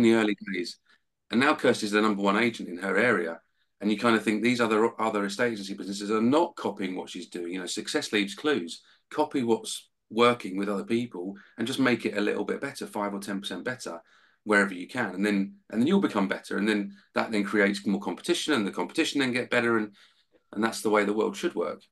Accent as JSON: {"language": "English", "town": "Hitchin", "region": "East of England", "country": "United Kingdom", "tie": "born or raised there", "said": "Hitchin in my hometown"}